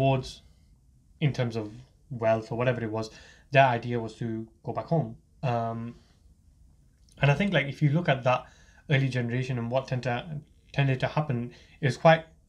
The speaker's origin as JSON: {"language": "English", "country": "United Kingdom", "said": "we as young British Muslims"}